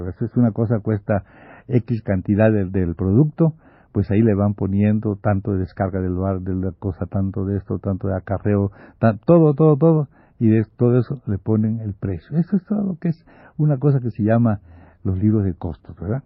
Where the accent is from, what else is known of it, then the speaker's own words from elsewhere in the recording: Campeche, Mexico; also born or lived in Mérida; En este pueblo yo no hago nada porque mi familia, muy católica, no quiere que yo entre al instituto, al instituto campechano